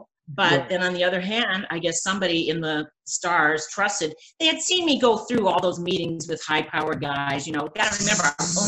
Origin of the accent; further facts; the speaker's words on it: Sandusky, Ohio, United States; also born or lived in Los Angeles, California; now in Orlando, United States; I'm from Sandusky, Ohio. Do you know what I'm saying? A girl from Sandusky, Ohio.